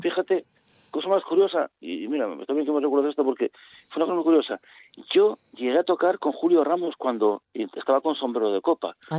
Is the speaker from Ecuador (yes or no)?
no; Gijón, Asturias, Spain; yo soy de Gijón